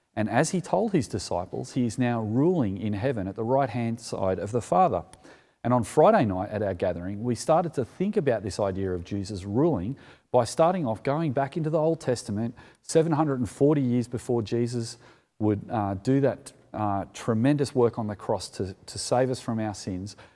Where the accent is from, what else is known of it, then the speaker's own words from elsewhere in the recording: Sutherland Shire, New South Wales, Australia; as a kid growing up in the Solomon Shire